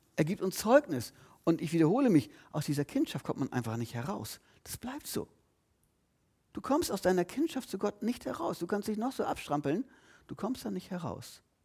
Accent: Lüneburg, Lower Saxony, Germany; geboren dann, verrate ich jetzt nicht, geboren dann und dann. In Lüneburg übrigens, ich bin kein Schleswig-Holsteiner

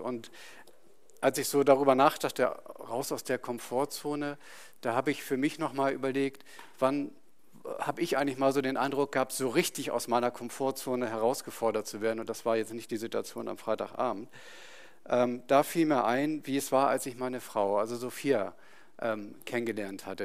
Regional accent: Itzehoe, Schleswig-Holstein, Germany; moved away; Ich hatte meine, meinen Freundeskreis dort, meine Familie, also ich bin im Umfeld da groß geworden

